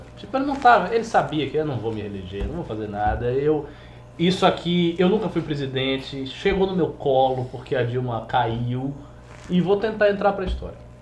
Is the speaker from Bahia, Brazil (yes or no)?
yes; Bahia, Brazil; moved away as an adult; also born or lived in Salvador; now in São Paulo, Brazil; como baiano